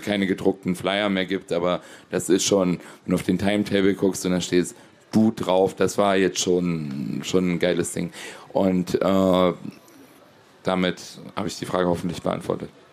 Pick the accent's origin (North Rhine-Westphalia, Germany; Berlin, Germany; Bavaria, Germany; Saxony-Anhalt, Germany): Saxony-Anhalt, Germany; area around Gräfenhainichen; Ich komme ja hier aus der Region